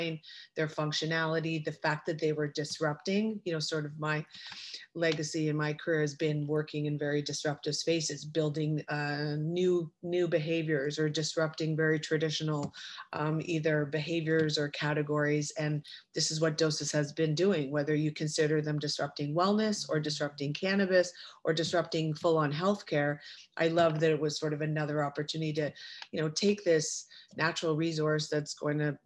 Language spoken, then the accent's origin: English; Toronto, Ontario, Canada; moved away as an adult; now in Los Angeles, United States; I have deep Toronto roots. So yes, I'm from Toronto. My mom still lives there.